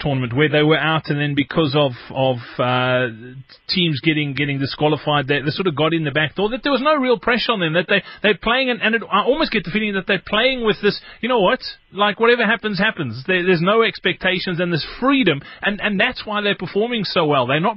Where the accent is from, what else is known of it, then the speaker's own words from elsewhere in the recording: South Africa; as a South African football fan